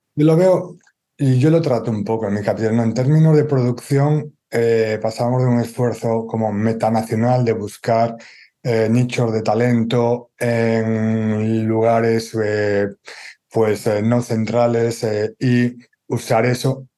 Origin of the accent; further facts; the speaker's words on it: Galicia, Spain; como gallego